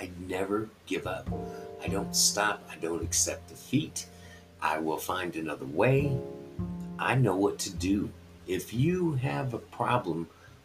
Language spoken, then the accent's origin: English; Colorado, United States; also born or lived in Texas; I was born in Texas, but at the age of two, moved to Colorado and knew what these winters were like